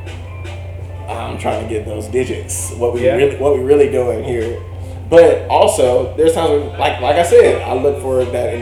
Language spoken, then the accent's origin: English; the South, United States; We're from the South